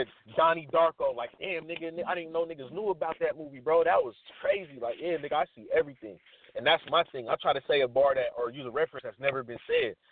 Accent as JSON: {"language": "English", "region": "Washington", "country": "United States", "said": "I'm from Washington"}